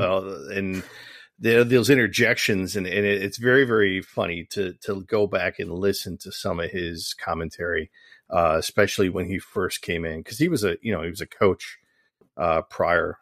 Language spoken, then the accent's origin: English; Michigan, United States; I'm from Michigan